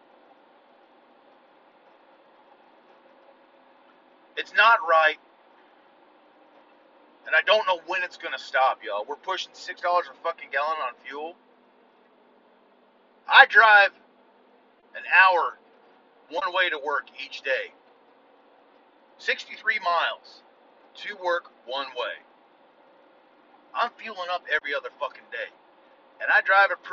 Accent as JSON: {"language": "English", "country": "United States"}